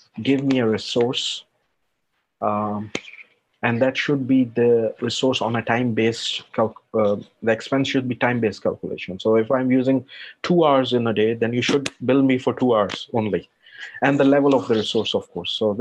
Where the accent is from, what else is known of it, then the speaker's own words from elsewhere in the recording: Pakistan; moved away as an adult; now in Luxembourg; I'm not European citizen, so I'm non-European, I'm from Pakistan